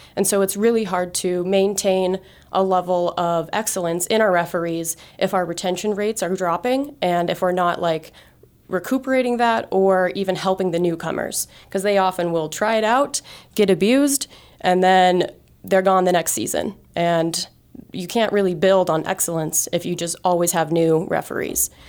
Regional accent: Great Falls, Montana, United States; I grew up in Great Falls, uh, you know, just a few hours from here

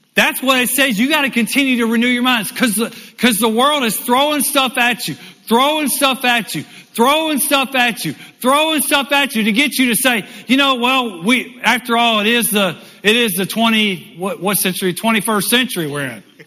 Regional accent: United States; also born or lived in Michigan; me coming as an American

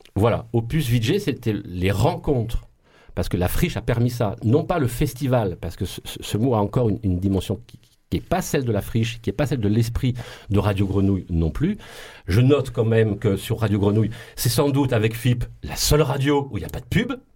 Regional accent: Marseille, Provence-Alpes-Côte d'Azur, France; accent: Marseille; on nous tapait tellement dessus à, cause de notre accent et de notre ville sale

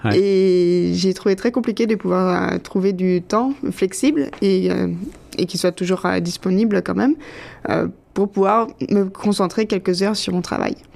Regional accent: France; moved away as an adult; now in Toronto, Canada; je viens de France et je suis arrivée au Canada il y a 7 ans

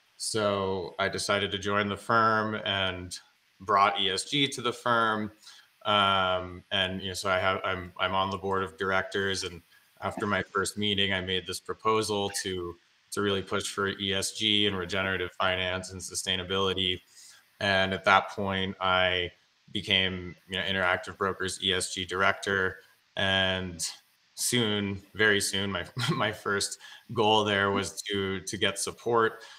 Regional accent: Greenwich, Connecticut, United States; I grew up in Greenwich, Connecticut.

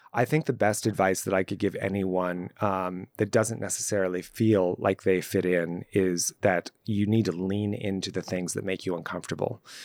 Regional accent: Los Angeles, California, United States; I grew up in Southern California, specifically in Los Angeles and even more specifically in the Valley

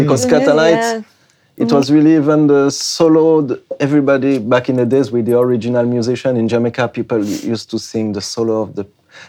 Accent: France; English is a second language; also born or lived in Africa; I'm from France, you know, by the way. … I grew up in Africa, I don't know, listening to some reggae too.

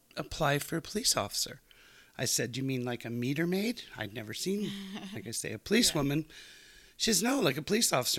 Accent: Montreal, Quebec, Canada; moved away as an adult; now in Calgary, Canada; I grew up in Montreal

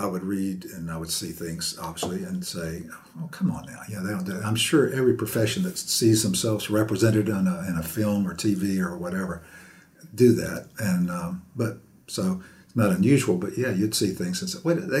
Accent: Perry, Florida, United States; also born or lived in Live Oak, Florida / Tallahassee, Florida; I am a North Florida native. I was born in Live Oak and grew up in Perry, and then came to Florida State.

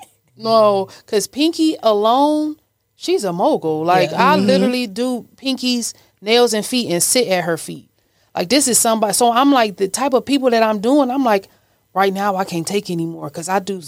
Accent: Cleveland, Ohio, United States; Cleveland, Ohio.

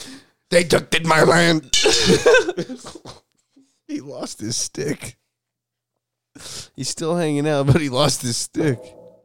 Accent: New York, United States; I'm from New York. This ain't like my Nathan's hot dogs.

